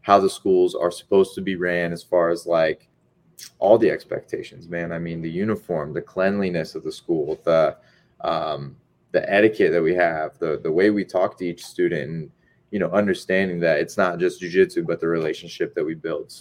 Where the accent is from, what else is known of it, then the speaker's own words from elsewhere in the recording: Springfield, Illinois, United States; now in Arcadia, United States; the area where I grew up in Illinois